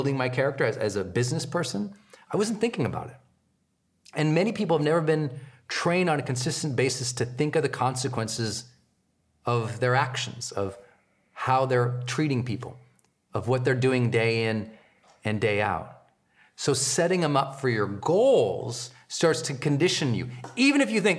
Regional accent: Montana, United States; I'm from Montana where there are farm animals

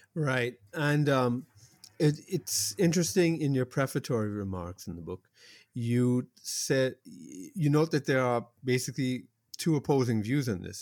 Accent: Toronto, Ontario, Canada; growing up in Toronto

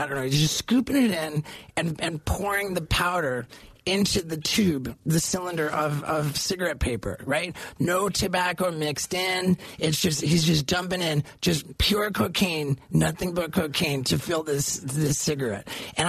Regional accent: Brazil; also born or lived in England; Like, I was born in England and I moved to Brazil. My family moved to Brazil when I was only 6 months old.

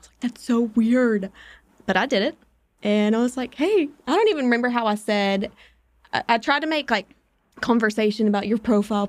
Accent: Knoxville, Tennessee, United States; I'm from Knoxville

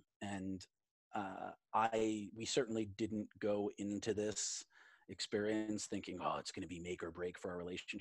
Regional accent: New York, United States; my home state, my home city of New York

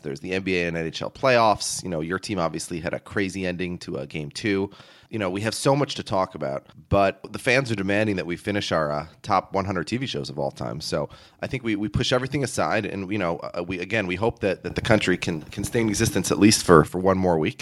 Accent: United States

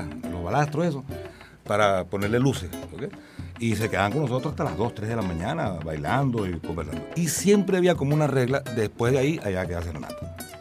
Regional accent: Cumanacoa, Sucre, Venezuela; la Plaza Bolívar allá en Cumanacoa, en mi pueblo

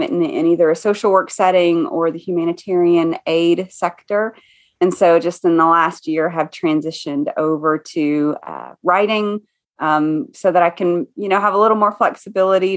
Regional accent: East Tennessee, United States; now in Boone, United States; I was raised in East Tennessee

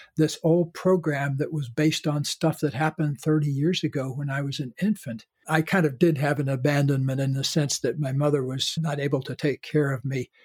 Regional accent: the South, United States; being born in a Caucasian body growing up in the South.

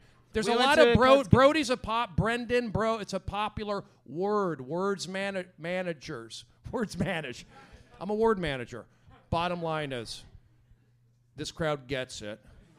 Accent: Los Angeles, California, United States; No, I grew up in Tarzana.

